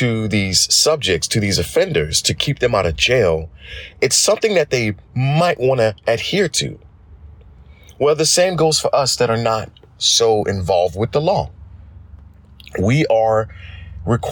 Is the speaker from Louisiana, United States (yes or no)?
yes; Thibodaux, Louisiana, United States; I am from Thibodaux, Louisiana.